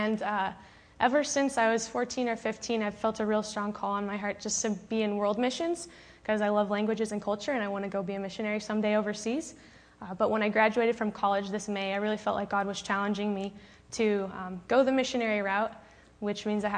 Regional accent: Phoenix, Arizona, United States; I'm from Phoenix, Arizona

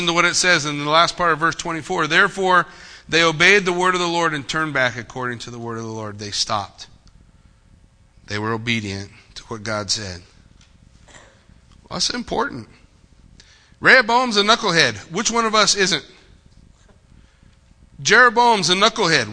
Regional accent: United States; before I am an American, before I am a Marine

